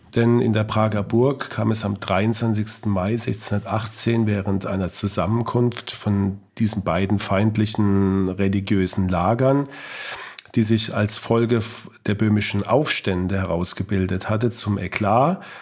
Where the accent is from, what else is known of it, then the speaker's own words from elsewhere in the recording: Heidelberg, Baden-Württemberg, Germany; aus meiner Heimatstadt Heidelberg